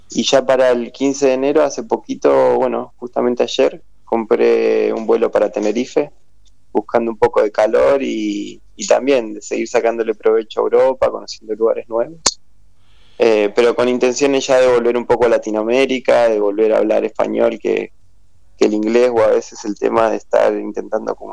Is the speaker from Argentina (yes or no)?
yes; Argentina; hablo en inglés, bueno, diciéndoles que soy argentina, que, es mi arte con el que trabajo